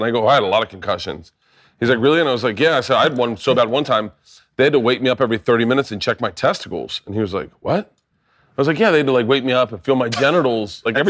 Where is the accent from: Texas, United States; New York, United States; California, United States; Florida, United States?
Florida, United States; I grew up in Florida.